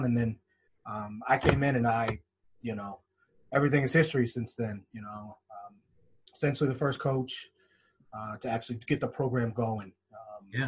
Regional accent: Harford County, Maryland, United States; moved away; originally I'm from Maryland, Harford County, Maryland. Played soccer out there all my life growing up.

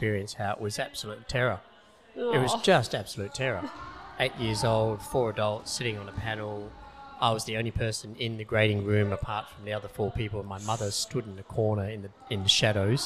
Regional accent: Australia; I'm Australian-born Chinese

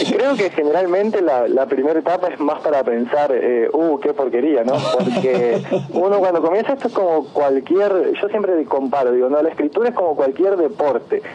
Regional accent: San Javier, Santa Fe, Argentina; also born or lived in Villa Minetti; la mayoría de mi vida la pasé siempre acá en San Javier. O sea, vine con un año y medio y después, entre idas y venidas, de los 31 años que tengo, más de 25 acá en San Javier

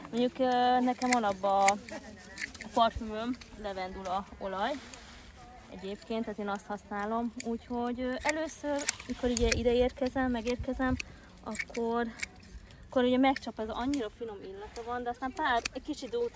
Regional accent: Bárdudvarnok, Somogy, Hungary; Hát én Bárudbarnokról származom

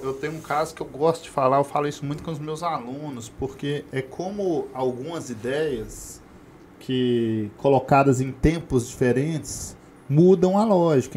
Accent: Brazil; nós, enquanto brasileiros

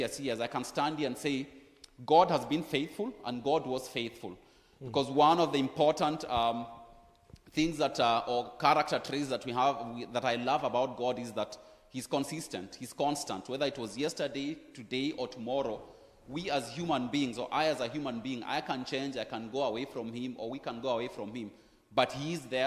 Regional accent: Kenya; now in Frankfurt, Germany; I'm originally from Kenya.

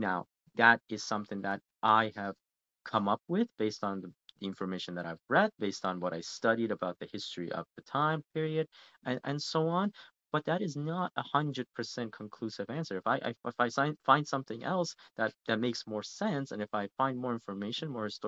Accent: Canada; because being a Canadian, I do a lot of studying and research on Canadian history as well.

